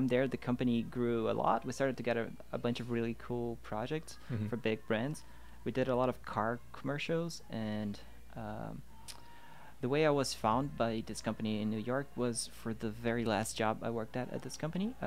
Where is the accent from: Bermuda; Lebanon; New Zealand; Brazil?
Brazil; Rio de Janeiro; moved away as an adult; also born or lived in Porto Alegre, Brazil; I'm originally from Rio